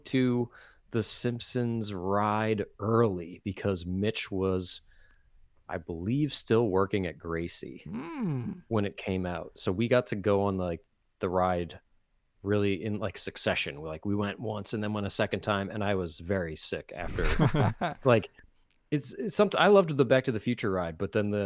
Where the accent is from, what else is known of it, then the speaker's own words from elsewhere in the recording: New Hampshire, United States; I'm from New Hampshire